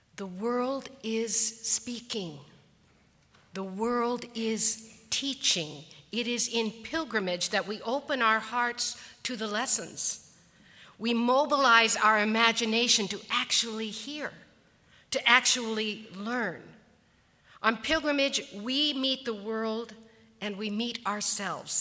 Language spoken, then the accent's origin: English; Colorado, United States; I was born and raised in Colorado, and much of my youth was spent hiking to one mountain lake or one mountain ridge